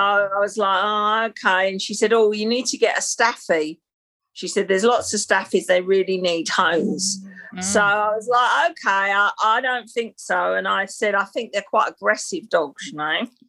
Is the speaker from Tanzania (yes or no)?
no; London, United Kingdom; I'm a Londoner. You would never guess by the accent, I guess. So, born and bred, I've lived in London, but and worked in London all my life. So, I was born in the 60s um, and I was born in Battersea in South London